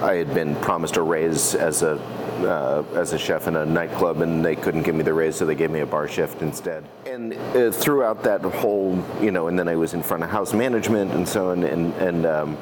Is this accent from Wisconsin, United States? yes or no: no; Massachusetts, United States; also born or lived in New Hampshire / Colorado Springs, Colorado; now in Oregon, United States; I was born in Massachusetts